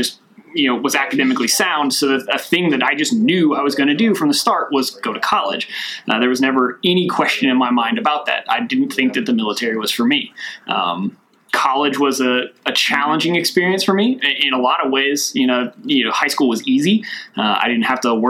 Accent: Glasgow, Kentucky, United States; moved away; Originally, I'm from Glasgow, Kentucky. It's a small town down near Mammoth Cave.

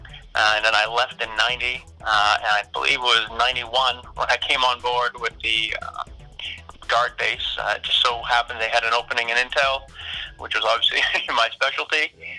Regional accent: Jackman, Maine, United States; also born or lived in Bucksport, Maine / Orono, Maine; I'm from Maine originally. I grew up in Jackman and finished high school in Bucksport. I went to the University of Maine, but Orono.

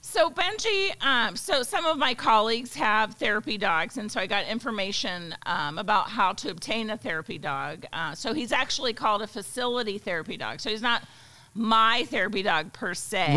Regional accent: Pittsburgh, Pennsylvania, United States; moved away as an adult; also born or lived in Alabama / Germany; now in Edwardsville, United States; originally I'm from uh, near Pittsburgh, Pennsylvania. Grew up there

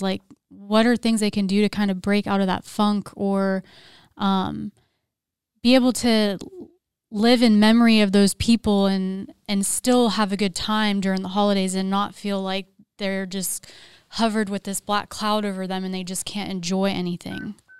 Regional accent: Pennsylvania, United States; moved away; I'm also from Pennsylvania

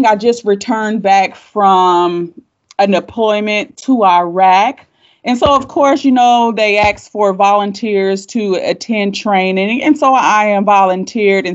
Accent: Fayetteville, North Carolina, United States; moved away as an adult; also born or lived in Joint Base Lewis-McChord, Washington; I was born in Fort Bragg, raised in Fayetteville, North Carolina, until I enlisted to the Army

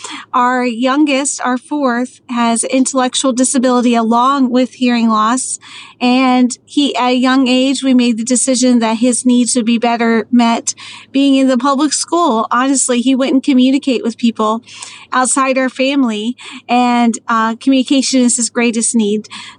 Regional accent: Maryland, United States; moved away as an adult; I was a Navy girl, but I mostly ended up growing up in Maryland and then moved to Texas to become a teacher

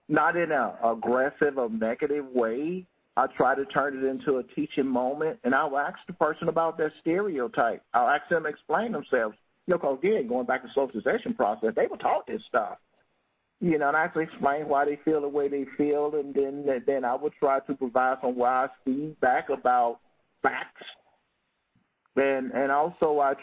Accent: Mississippi, United States; moved away as an adult; I came from Mississippi, again, working in cotton fields and soybean

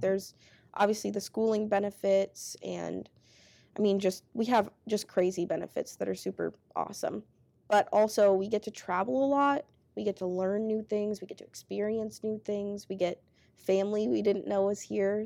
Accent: Grove City, Minnesota, United States; moved away as an adult; now in Twin Cities, United States; I grew up in Grove City.

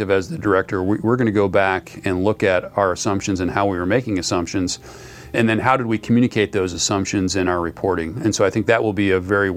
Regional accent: Spencer, Wisconsin, United States; Wisconsin is just a really good place to grow up.

